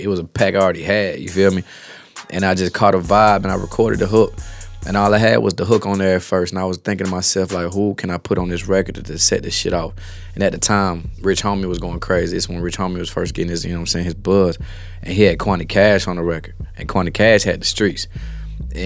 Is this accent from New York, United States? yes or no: no; Smyrna, Georgia, United States; I grew up on the north side, Mario. You know what I'm saying? Cobb County, Smyrna too